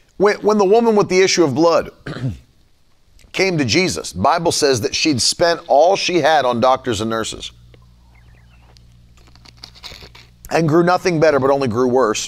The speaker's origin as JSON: {"language": "English", "region": "West Virginia", "country": "United States", "tie": "born or raised there", "moved": "yes", "said": "I come from West Virginia"}